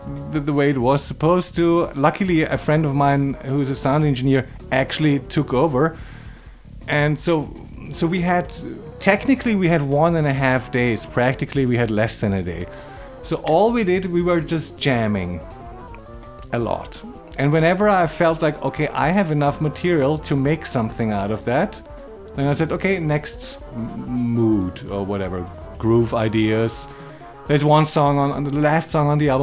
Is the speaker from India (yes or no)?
no; Vienna, Austria; moved away as an adult; now in Los Angeles, United States; I was born in Austria, outside of Vienna. And then at the age of 6 or 7, we moved to Vienna.